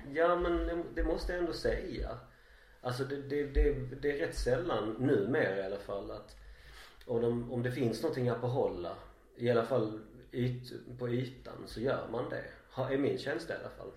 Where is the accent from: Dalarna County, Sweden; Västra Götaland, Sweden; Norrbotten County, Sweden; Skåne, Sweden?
Skåne, Sweden; oss oinvigda skåningar